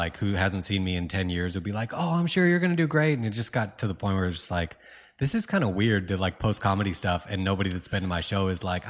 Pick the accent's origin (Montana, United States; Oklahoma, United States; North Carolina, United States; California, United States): California, United States; Dude, I grew up like mostly in California.